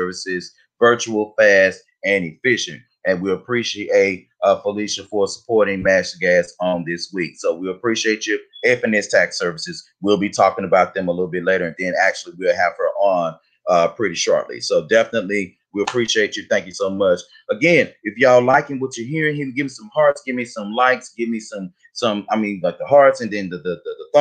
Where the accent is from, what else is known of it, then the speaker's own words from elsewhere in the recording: United States; we grew up in Highland Hills